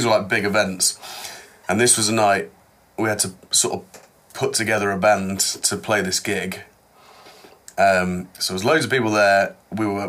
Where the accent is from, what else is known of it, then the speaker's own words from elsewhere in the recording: the Midlands of England, United Kingdom; being like in the Midlands of England